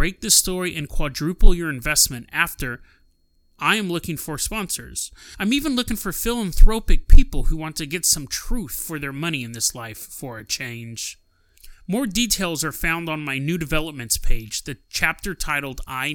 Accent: Healdsburg, California, United States; also born or lived in Helena, Montana; I was born in Helena, Montana, March 1st, 1954, and I was raised in Northern California in a small town called Healdsburg

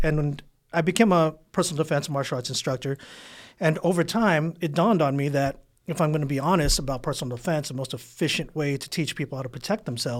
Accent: San Diego, California, United States; South Bay, San Diego, 92154. Graduated Southwest High School. Actually, high school dropout.

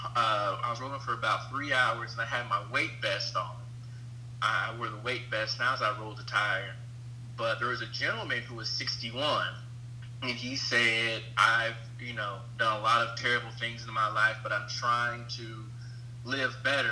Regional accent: Evansville, Indiana, United States; I'm from Evansville, Indiana, and you know where I, I where I live, I feel like we get overlooked as a city a lot

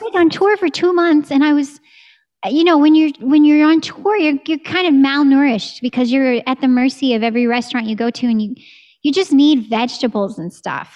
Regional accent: Texas, United States; moved away; I'm from Texas

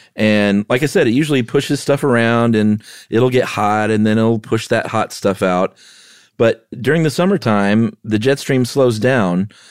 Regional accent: the South, United States; also born or lived in Los Angeles; I grew up in the South

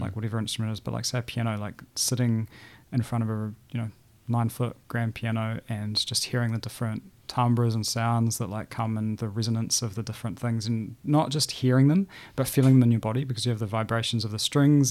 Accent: Christchurch, Canterbury, New Zealand; also born or lived in New Plymouth / Hanmer Springs; I was born in the North Island, but I think I moved here when I was about six or eight weeks old. So I feel very much like a South Islander and a Cantabrian

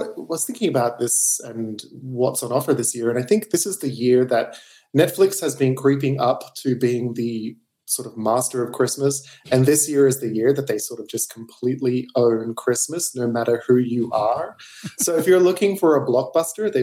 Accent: Australia; I'm Australian. I just got a fancy accent

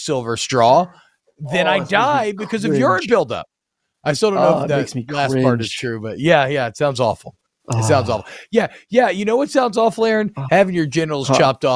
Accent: Georgia, United States; I grew up in Georgia

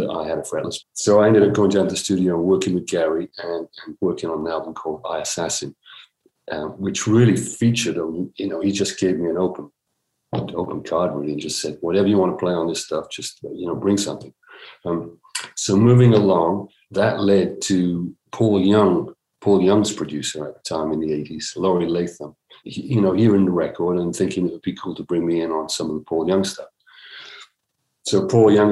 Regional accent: Cardiff, Wales, United Kingdom; outside of Cardiff, where I was born in Wales.

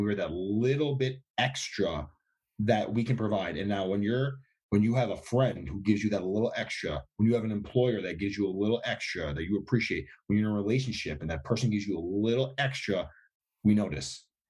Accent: New York, United States; And I'm a New Yorker, as are you.

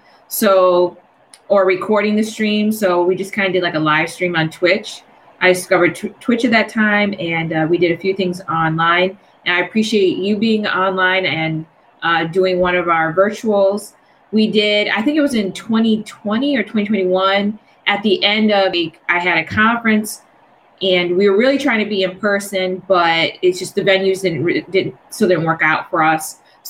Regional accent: Detroit, Michigan, United States; now in Washington, United States; because I'm originally from Detroit. I'm in DC now.

